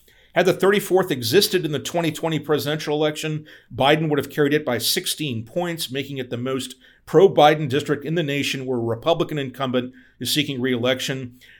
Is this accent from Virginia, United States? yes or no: yes; Virginia Beach, Virginia, United States; moved away; I grew up in Virginia Beach